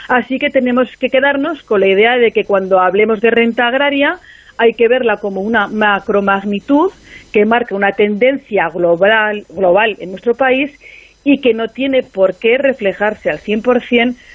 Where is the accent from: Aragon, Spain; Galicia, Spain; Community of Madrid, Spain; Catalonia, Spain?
Aragon, Spain; now in Zaragoza, Spain